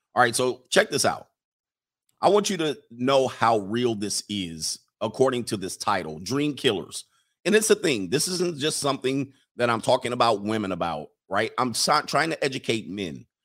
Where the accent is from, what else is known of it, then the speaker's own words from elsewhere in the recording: United States; As an American, as a real American